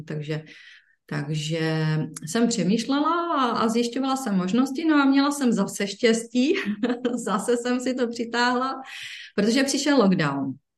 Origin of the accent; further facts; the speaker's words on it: Ostrava, Moravian-Silesian Region, Czechia; tady u nás v Ostravě